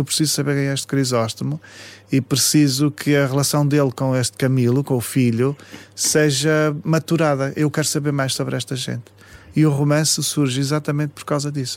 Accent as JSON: {"language": "Portuguese", "town": "Paços de Ferreira", "region": "Norte", "country": "Portugal", "tie": "born or raised there", "said": "a minha infância foi em Passos de Ferreira, cresci muito na terra"}